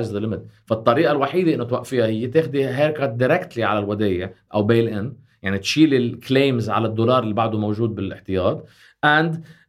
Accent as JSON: {"language": "Arabic", "country": "Lebanon", "said": "نحن كلبنانيين"}